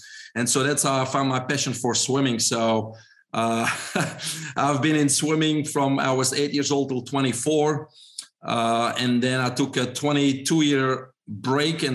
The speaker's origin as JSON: {"language": "English", "country": "Belgium", "also_born_or_lived": "Brussels", "second_language": "English", "moved": "as an adult", "lives_now": "United States", "said": "probably everybody can hear my accent. I'm originally from Belgium."}